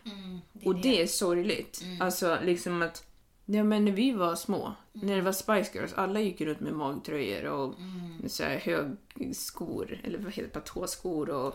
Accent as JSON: {"language": "Swedish", "country": "Sweden", "said": "jag var svensk"}